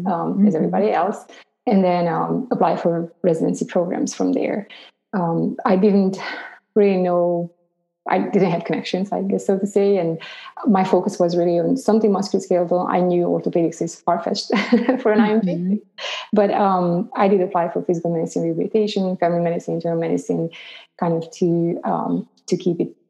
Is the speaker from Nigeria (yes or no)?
no; Romania; moved away as an adult; I grew up in Romania.